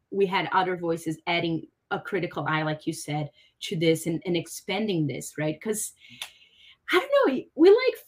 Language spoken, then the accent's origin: English; São Paulo, Brazil; moved away as an adult; I'm from Brazil and I'm from Sao Paulo though, which is a really cool city